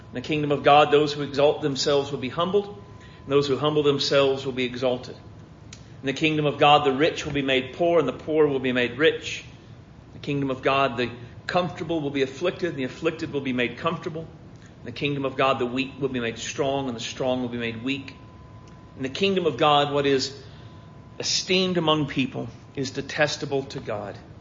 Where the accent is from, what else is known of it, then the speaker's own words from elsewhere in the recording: United States; I've never been anything but an American